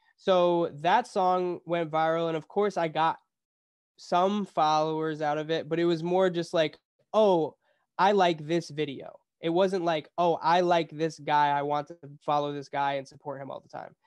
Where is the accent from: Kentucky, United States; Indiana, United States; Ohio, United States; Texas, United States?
Ohio, United States; Cleveland; moved away as an adult; also born or lived in Boston; now in Los Angeles, United States; I'm from Cleveland, Ohio